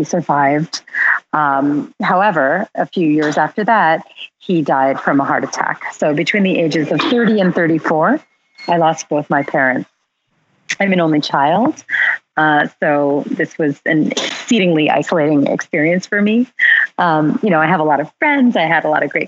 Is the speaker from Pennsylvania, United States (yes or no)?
yes; Philadelphia, Pennsylvania, United States; now in New York City, United States; I'm from Philadelphia